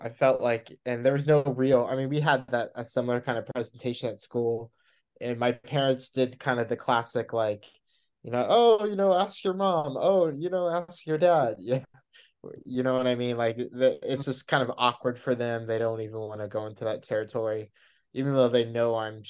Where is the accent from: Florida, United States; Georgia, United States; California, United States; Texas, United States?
Texas, United States; I'm from Texas